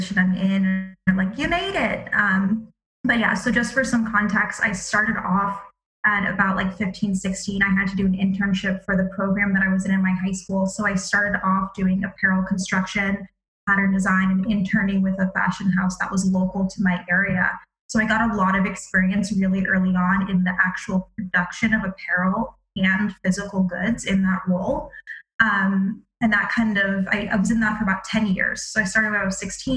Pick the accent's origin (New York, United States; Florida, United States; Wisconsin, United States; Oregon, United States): Florida, United States; Palm Beach; I grew up in Palm Beach, Florida